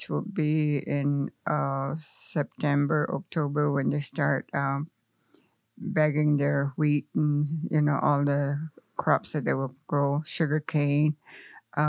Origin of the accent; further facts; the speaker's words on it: Arizona, United States; English is a second language; I was born here. I wasn't born in no hospital, that's for sure. I was born in Marsh, and that was the time of the cultivation for our farms